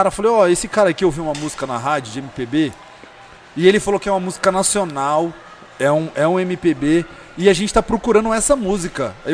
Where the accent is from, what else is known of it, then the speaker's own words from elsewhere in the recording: São Paulo, Brazil; Sempre morei em Itaquera.